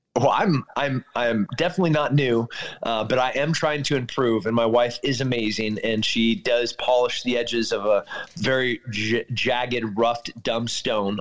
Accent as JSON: {"language": "English", "region": "California", "country": "United States", "moved": "yes", "said": "I'm, I'm from California"}